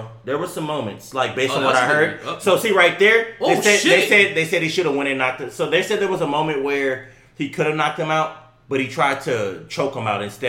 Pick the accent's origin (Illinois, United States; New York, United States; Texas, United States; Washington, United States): Texas, United States; we're from Texas.